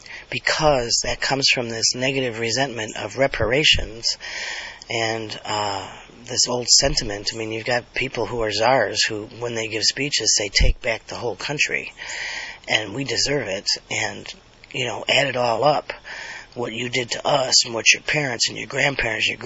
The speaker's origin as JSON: {"language": "English", "country": "United States", "said": "This is our country."}